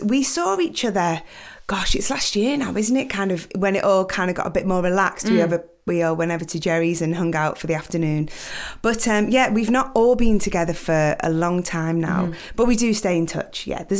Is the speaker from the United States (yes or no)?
no; United Kingdom; you know, being British, always flying the flag around the world, to be at the Olympics and be able to perform again, you know, it was an honor for us